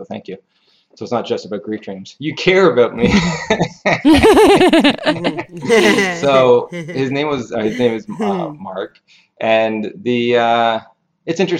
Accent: Canada; I'm from Canada.

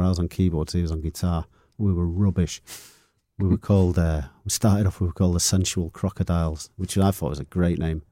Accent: Manchester, North West England, United Kingdom; moved away as an adult; also born or lived in Longsight, Manchester; I lived in Longside till I was about, I think it was about nine years of age. And then we moved up to Levensham

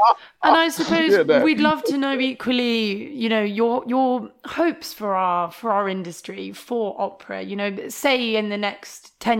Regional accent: Coventry, West Midlands, United Kingdom; I'm from Coventry

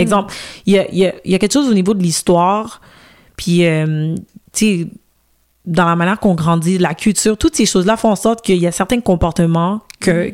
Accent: Montreal, Quebec, Canada; je suis née au Canada, grandi à Montréal, mhm. grandi au Québec.

